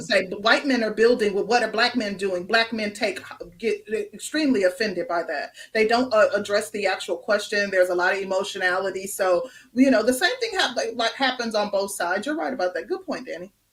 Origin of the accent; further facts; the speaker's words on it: Midwest, United States; moved away as an adult; also born or lived in Chicago, United States; now in Atlanta, United States; I come from the Midwest. I lived in Chicago prior to moving to the Atlanta metro area.